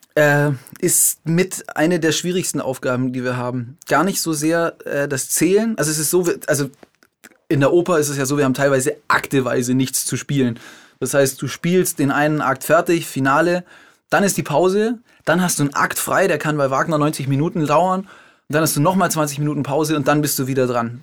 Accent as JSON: {"language": "German", "country": "Germany", "also_born_or_lived": "Switzerland", "moved": "as an adult", "said": "Ich komme vom Bodensee, aber vom deutschen Ufer"}